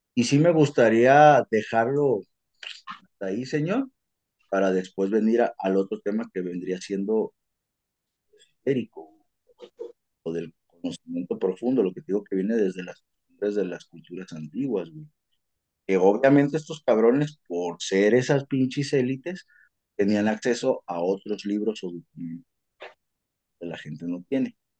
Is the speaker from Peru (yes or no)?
no; Mexico; Nosotros vamos a tener una identidad como mexicanos, porque nos sobraba cultura